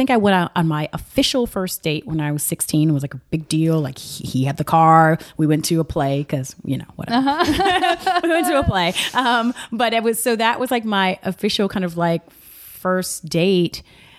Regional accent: the South, United States; I'm still from the South.

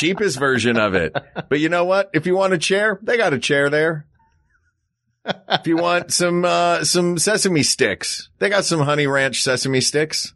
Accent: Tennessee, United States; where I grew up in Tennessee

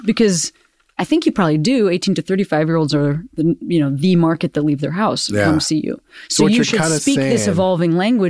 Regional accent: Chicago, Illinois, United States; I'm from Chicago.

